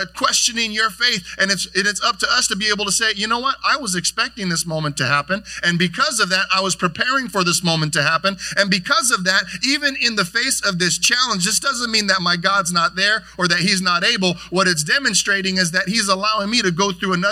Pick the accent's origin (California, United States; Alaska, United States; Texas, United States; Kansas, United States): California, United States; Carson; now in Lakewood, United States; We grew up here in Carson, and now we're Lakewood neighbors together